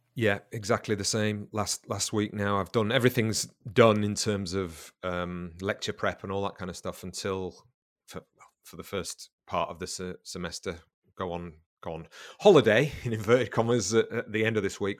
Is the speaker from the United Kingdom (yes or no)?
yes; the north of England, United Kingdom; now in Brighton, United Kingdom; I'm from the north of England originally